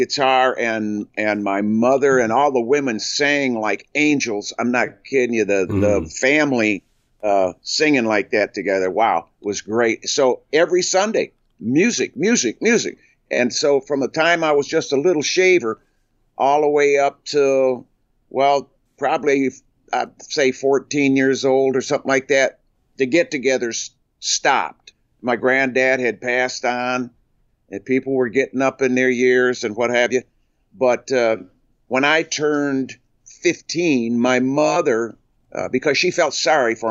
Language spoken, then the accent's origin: English; Flint, Michigan, United States; also born or lived in Onaway, Michigan; I was born in Flint, Michigan